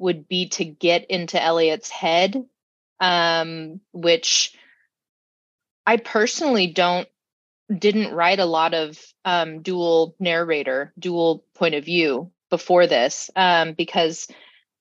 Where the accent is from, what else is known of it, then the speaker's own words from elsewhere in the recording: Sacramento, California, United States; I was born and raised in Sacramento